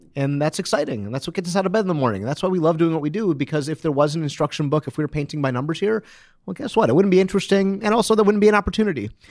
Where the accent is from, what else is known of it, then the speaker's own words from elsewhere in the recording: Detroit, Michigan, United States; I'm from Detroit